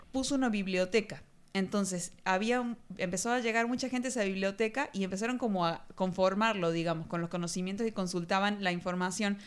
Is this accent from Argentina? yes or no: yes; Argentina